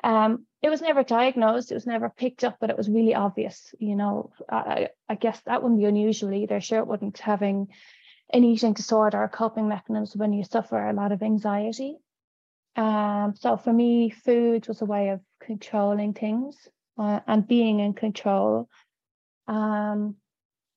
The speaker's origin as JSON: {"language": "English", "town": "Dublin", "region": "Leinster", "country": "Ireland", "tie": "born or raised there", "said": "I grew up in Dublin in the 80s."}